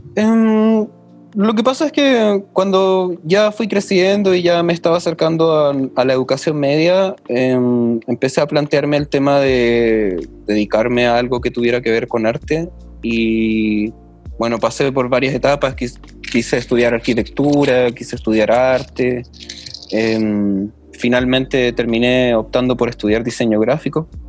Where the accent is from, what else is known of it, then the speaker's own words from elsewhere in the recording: Santiago, Santiago Metropolitan Region, Chile; yo, que nací en Santiago, vivía en la Florida